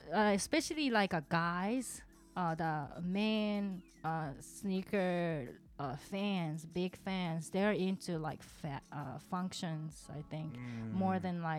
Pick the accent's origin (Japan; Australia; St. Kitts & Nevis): Japan; Himeji, Hyogo; accent: Kansai; English is a second language; now in Kobe, Japan; I live in Kobe, but my hometown is called Himeji, where the beautiful castle's there. So I'm a Kansaijin. So I'm trilingual, Kansai Ben, and Hyojungo, and English.